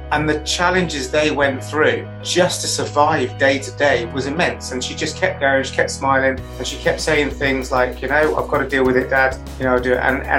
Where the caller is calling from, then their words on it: Chippenham, South West England, United Kingdom; I am in the West Country in Wiltshire in a little town called Chippenham.